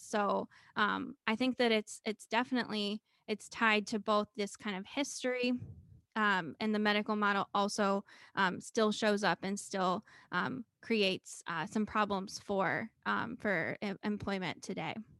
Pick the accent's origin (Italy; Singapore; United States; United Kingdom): United States; Cincinnati, Ohio; moved away as an adult; also born or lived in Murray, Kentucky / Minnesota; my hometown of Cincinnati, Ohio